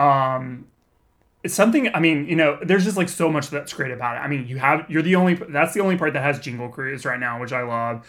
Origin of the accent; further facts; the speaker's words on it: Texas, United States; moved away as an adult; also born or lived in Austin, Texas; now in Southern California, United States; I grew up in Texas where it is also very humid